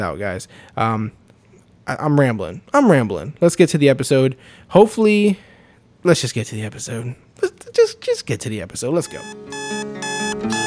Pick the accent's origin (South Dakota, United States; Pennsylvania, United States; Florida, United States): Florida, United States; also born or lived in New York; I was actually born in New York, but I moved to Florida when I was like three